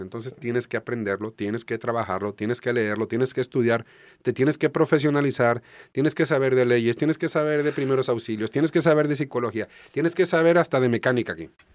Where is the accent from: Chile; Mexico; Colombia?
Mexico; small port in Jalisco; now in Tijuana, Mexico; soy de un puerto pequeño, se llama Carelles, ahí en Jalisco